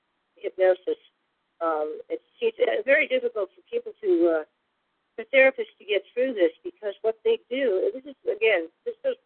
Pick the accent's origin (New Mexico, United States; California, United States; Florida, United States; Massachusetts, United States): California, United States; San Francisco; now in San Diego, United States; I was born in San Francisco in the early 60s